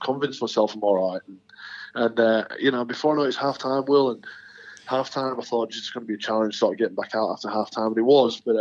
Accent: the north of England, United Kingdom; as a Northern English boy

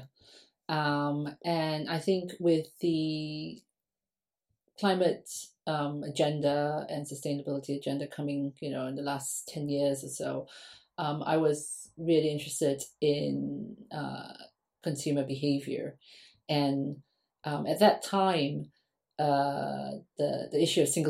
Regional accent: Singapore; now in London, United Kingdom; I grew up in Singapore. I'm Singaporean.

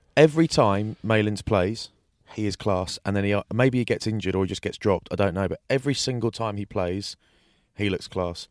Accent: England, United Kingdom; I'm English

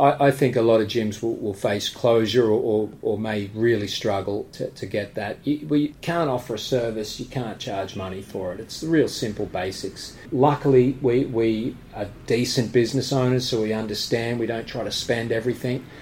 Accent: Australia; now in United Kingdom; I'm, from Australia, but I'm a British resident.

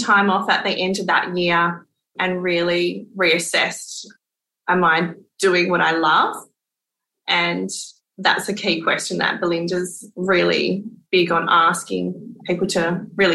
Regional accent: Western Australia, Australia; also born or lived in Perth / British Columbia, Canada; I grew up inland on a farm, like in a beautiful farm. But then I have lived down south. We call it down in Australind, which is a little coastal town south of Perth. And then I moved to Perth and have lived here most of my life

